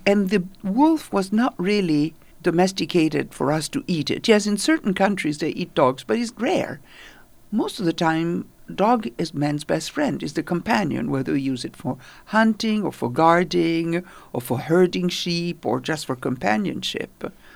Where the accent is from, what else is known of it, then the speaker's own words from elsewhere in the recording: Italy; now in New York, United States; I grew up in Italy.